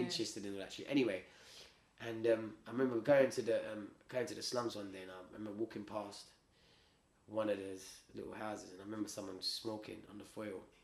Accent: United Kingdom; I was from the UK, but I'm Indian

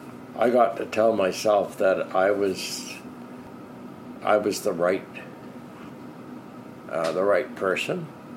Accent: Canada; I'm a Canadian that served in Rhodesia.

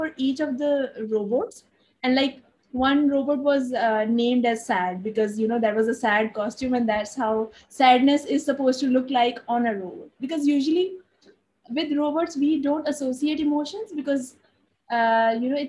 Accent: Lahore, Punjab, Pakistan; now in Karachi, Pakistan; I'm originally from Lahore. I was born in Lahore, but currently living in Karachi in Pakistan

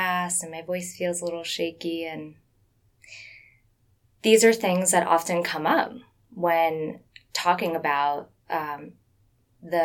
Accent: South Florida, United States; growing up in South Florida

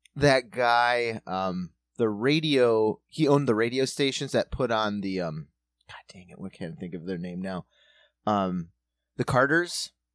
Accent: South Dakota, United States; moved away; We grew up in South Dakota, still urban area

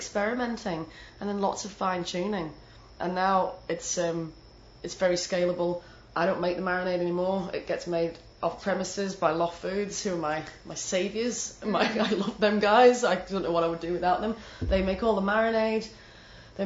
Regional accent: the north of England, United Kingdom; accent: northern English; moved away; my northern English accent

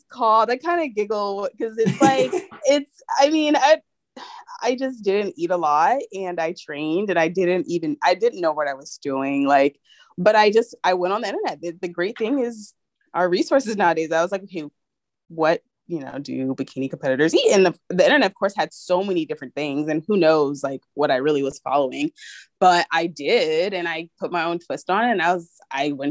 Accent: San Diego, California, United States; now in Los Angeles, United States; I am originally from San Diego

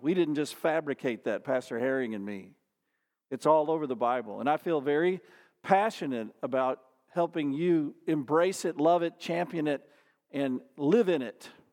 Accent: Dallas, Texas, United States; I grew up in the Dallas area

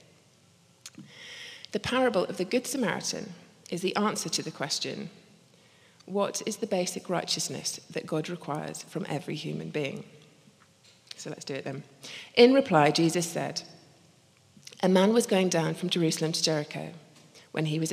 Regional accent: Scotland, United Kingdom; also born or lived in Belfast; I'm actually Scottish.

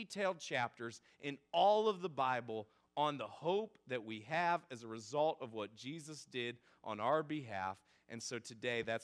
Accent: Northeast Ohio, United States; moved away; I'm originally from Northeast Ohio

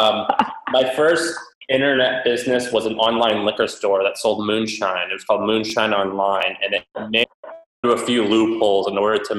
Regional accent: Missouri, United States; moved away; I was raised in Missouri

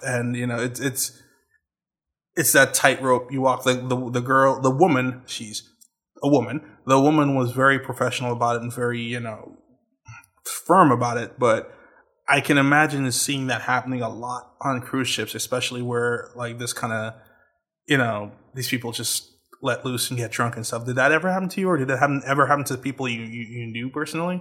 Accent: Trinidad & Tobago; moved away as an adult; I'm from Trinidad

